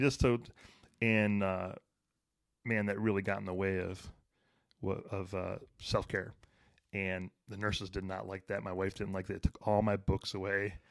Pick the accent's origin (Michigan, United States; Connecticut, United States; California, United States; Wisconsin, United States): Michigan, United States; Detroit; I grew up in Detroit